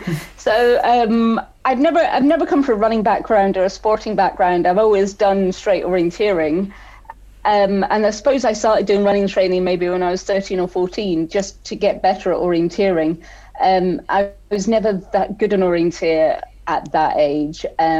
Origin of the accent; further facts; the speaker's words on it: Wales, United Kingdom; born there; also born or lived in Scotland; And I was born in South Wales. We orienteered there before moving up to Scotland.